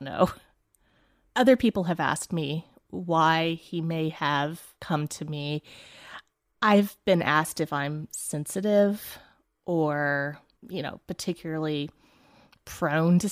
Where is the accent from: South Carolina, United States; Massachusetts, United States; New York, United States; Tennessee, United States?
Tennessee, United States; northeast; also born or lived in Chicago; now in Atlanta, United States; I grew up in a small town in northeast Tennessee in the Appalachian Mountains